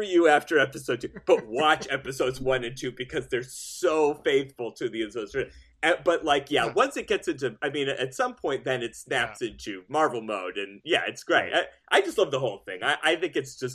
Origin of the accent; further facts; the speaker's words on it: Buffalo, New York, United States; I'm from Buffalo, New York